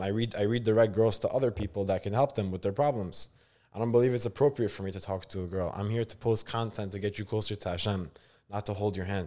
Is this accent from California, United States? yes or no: no; New York City, New York, United States; born or raised there; also born or lived in Israel